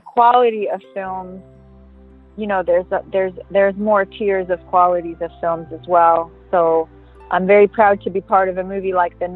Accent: New York City, New York, United States; also born or lived in Westchester, New York / Los Angeles; I'm from New York. I was born and raised in Manhattan, and then we moved out to Westchester, which is like a suburb

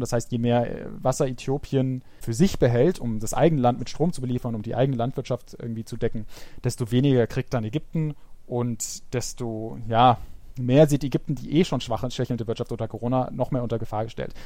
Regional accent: Germany; bei uns in Deutschland

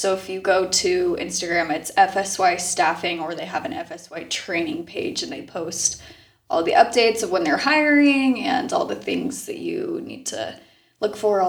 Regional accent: Meridian, Idaho, United States; I also grew up in Meridian. I'm a student at BYU.

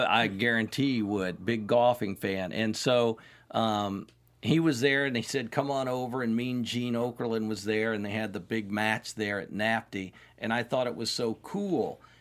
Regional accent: Indianapolis, Indiana, United States; I'm from Indianapolis

